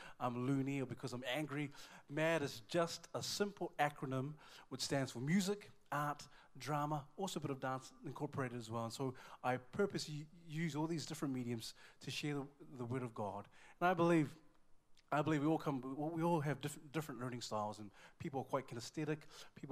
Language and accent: English; Auckland, New Zealand; I'm from Auckland, New Zealand